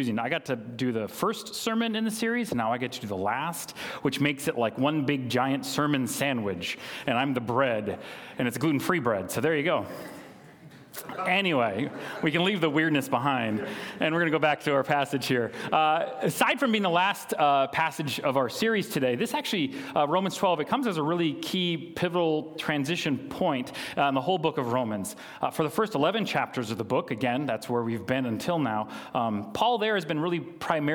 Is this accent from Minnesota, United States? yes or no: yes; Minnesota, United States; I grew up in Malacca, Minnesota